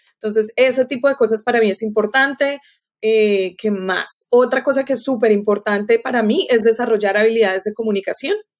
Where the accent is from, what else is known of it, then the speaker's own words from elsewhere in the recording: Colombia; now in Florida, United States; Yo crecí en Colombia